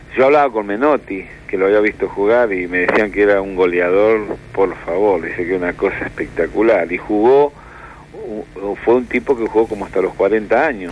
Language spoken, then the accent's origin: Spanish; Santa Fe, Argentina; moved away; Yo soy de Santa Fe, nacido en Santa Fe, en un barrio que se llama Guadalupe